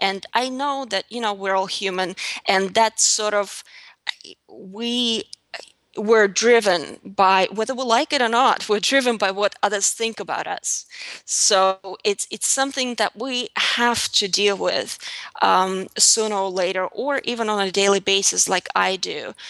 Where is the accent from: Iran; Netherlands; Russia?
Russia; As I said before, I grew up in Russia in a very small town south of Moscow, and there was really nothing pretty about my life growing up.